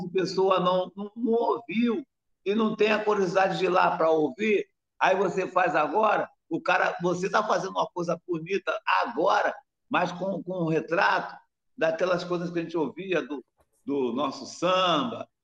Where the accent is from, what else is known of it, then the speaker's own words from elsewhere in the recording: Rio de Janeiro, Brazil; also born or lived in Morro da Casa Branca, Rio de Janeiro; eu nasci lá no Morro da Casa Branca, lá do Porão, que já foi fundada. Não foi fundada lá no Porão, era da Casa Branca. Aí fui morar na Piedade com cinco anos